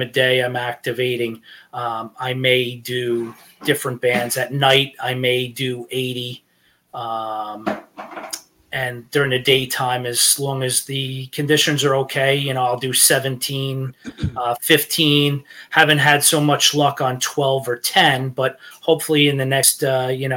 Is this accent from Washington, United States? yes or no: no; Rockland County, New York, United States; I born and raised in New York. I've lived in Rockland County here